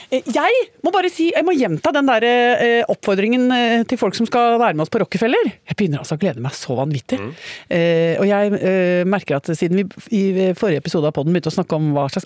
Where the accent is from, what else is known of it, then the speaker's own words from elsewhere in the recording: Basel, Basel-Stadt, Switzerland; born there; siden jeg er født i Sveits